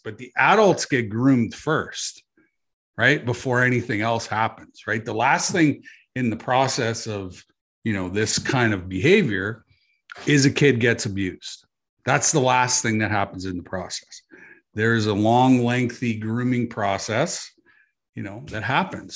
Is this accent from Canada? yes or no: yes; Canada; as a Canadian citizen